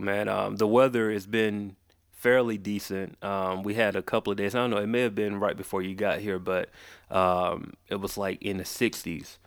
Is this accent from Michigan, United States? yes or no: no; Macon, Georgia, United States; also born or lived in Atlanta; I was born here, but I was raised in a city called, uh, Macon